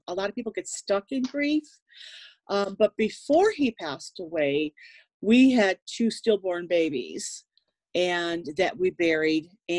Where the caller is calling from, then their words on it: Chicago, Illinois, United States; In Illinois, in the United States. Okay. I'm coming from Chicago area.